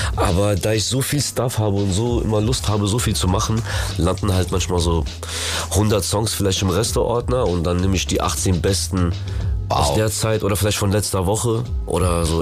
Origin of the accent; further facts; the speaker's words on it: Germany; German is a second language; wo ich aufgewachsen bin, vom Asylheim, sind wir geflüchtet nach äh, Deutschland damals und Digga, aufgewachsen mit dieser ganzen Musik, Berliner Mucke, Frankfurter Mucke und wo ich Deutsch gelernt habe